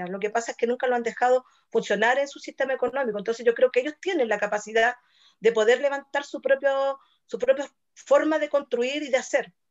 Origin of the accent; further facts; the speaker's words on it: Chile; lo que realmente somos, creemos nosotros como chilenos